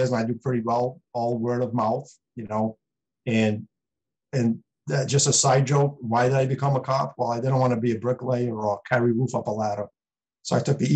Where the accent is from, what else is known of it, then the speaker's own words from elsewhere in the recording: Providence, Rhode Island, United States; now in East Providence, United States; I grew up in Providence. I lived in East Providence since 97, but I work in Bristol